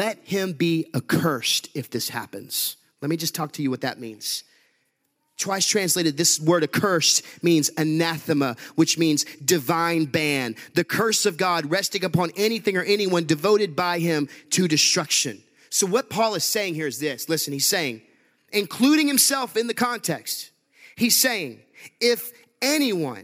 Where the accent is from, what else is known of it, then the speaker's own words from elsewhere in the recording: Huntsville, Texas, United States; I grew up in Huntsville, Texas.